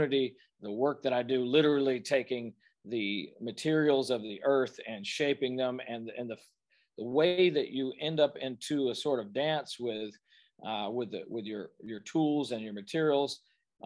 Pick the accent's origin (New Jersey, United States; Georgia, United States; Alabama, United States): Alabama, United States; Birmingham; that's my hometown. That's where I am right now